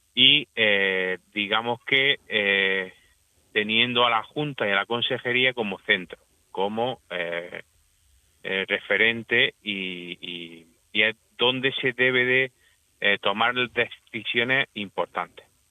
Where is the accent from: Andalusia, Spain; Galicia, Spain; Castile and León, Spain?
Andalusia, Spain; Almería; yo yo soy de Almería, yo soy agricultor almeriense